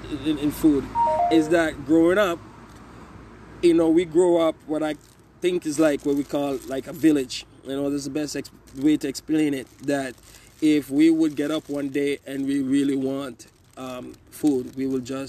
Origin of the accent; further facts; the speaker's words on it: Kingston, Jamaica; moved away as an adult; also born or lived in The Bronx, New York; now in Waterbury, United States; I grew up in Kingston